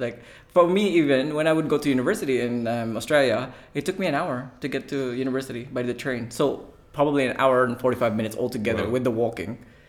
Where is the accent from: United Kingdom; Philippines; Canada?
Philippines; I mean, if you don't like Bangkok, oh, you're going to hate Manila. Because I'm a Filipino. I don't even like it.